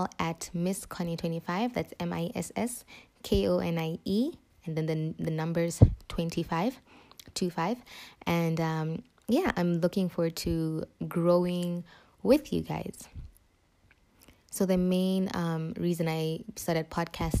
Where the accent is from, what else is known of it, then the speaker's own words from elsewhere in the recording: Botswana; moved away as an adult; now in Zambia; I was born and raised in Botswana for 18 years.